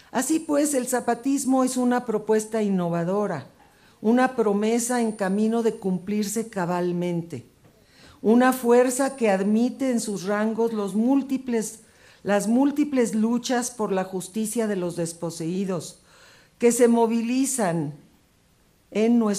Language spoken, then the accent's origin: Spanish; Mexico; nuestra esperanza se desvanecería, quizás, sobre todo la mía como mujer y como mexicana